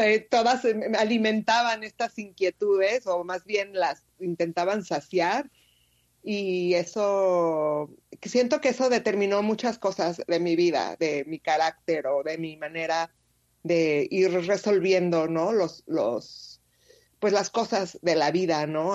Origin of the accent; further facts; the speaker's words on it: Mexico City, Mexico; moved away as an adult; also born or lived in Querétaro / Quebec; yo nací en Ciudad de México. Sí. Eh, y bueno, yo vivía ahí hasta casi los 15 años